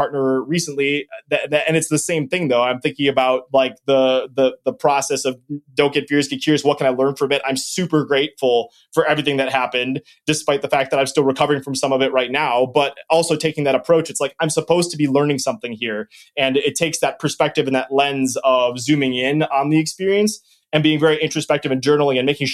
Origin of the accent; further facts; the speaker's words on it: Wisconsin, United States; I'm from Wisconsin